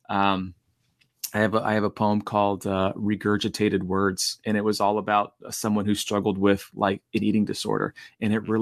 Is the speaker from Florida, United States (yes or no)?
yes; Oviedo, Florida, United States; I grew up in Oviedo, Florida